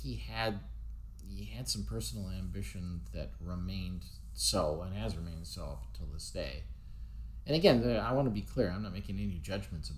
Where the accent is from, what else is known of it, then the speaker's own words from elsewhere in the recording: United States; I'm not British, I'm American